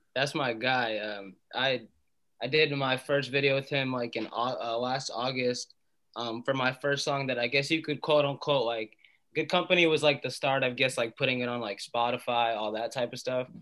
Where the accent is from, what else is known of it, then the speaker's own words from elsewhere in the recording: Atlanta, Georgia, United States; moved away as an adult; also born or lived in Malden, Massachusetts / Boston area; now in Boston, United States; we moved to Atlanta, and I grew up in Atlanta. I lived there for 18 years